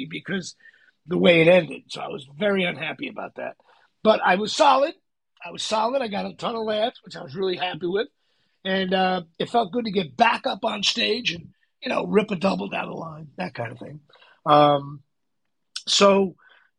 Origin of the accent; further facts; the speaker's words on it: New York, United States; I'm from New York